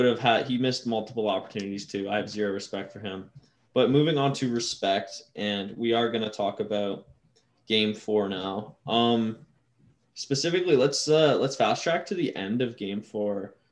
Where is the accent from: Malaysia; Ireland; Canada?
Canada; Maybe I'm too Canadian